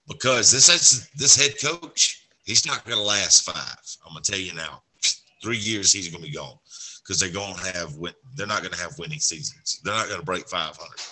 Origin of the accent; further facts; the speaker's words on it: Alabama, United States; I grew up in Alabama